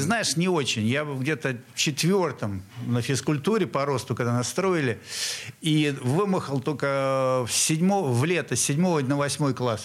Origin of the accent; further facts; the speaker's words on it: Saint Petersburg, Russia; я местный урожденец нашего города на Неве. А, родился в Московском районе